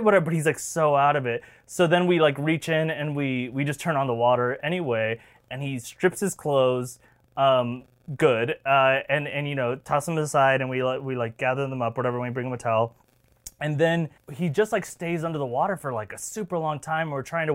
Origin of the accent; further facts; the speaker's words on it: Florida, United States; we are both from Florida